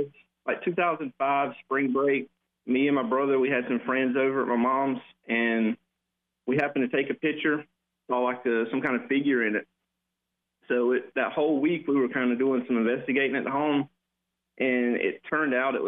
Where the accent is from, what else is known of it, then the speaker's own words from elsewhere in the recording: Darlington, South Carolina, United States; I'm from Darlington.